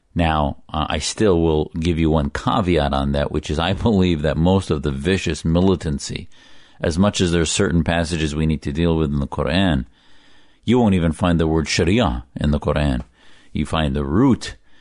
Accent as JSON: {"language": "English", "country": "United States", "said": "I, as a loyal American, joined the U S Navy"}